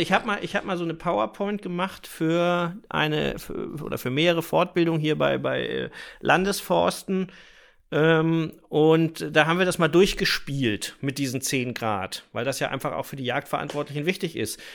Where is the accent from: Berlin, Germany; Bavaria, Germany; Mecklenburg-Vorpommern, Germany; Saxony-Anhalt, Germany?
Mecklenburg-Vorpommern, Germany; bei uns in Mecklenburg-Vorpommern